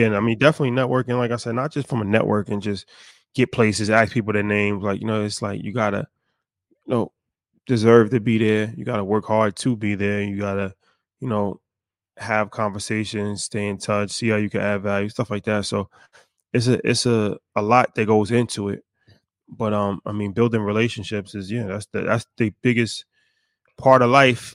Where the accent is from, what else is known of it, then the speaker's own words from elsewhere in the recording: United States; how we were raised in America